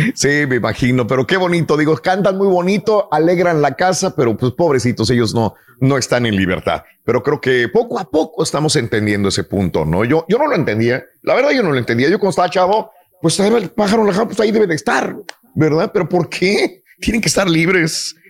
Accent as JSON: {"language": "Spanish", "country": "Mexico", "tie": "born or raised there", "said": "nosotros crecimos en México"}